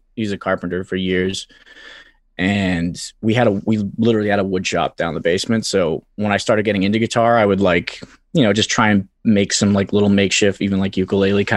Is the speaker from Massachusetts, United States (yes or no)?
yes; Quincy, Massachusetts, United States; I grew up in Quincy. It's a bit of a lawless wasteland